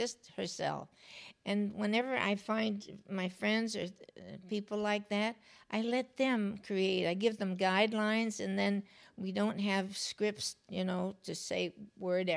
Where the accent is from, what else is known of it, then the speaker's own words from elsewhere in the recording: United States; also born or lived in Los Angeles / New York; I was raised here and in New York.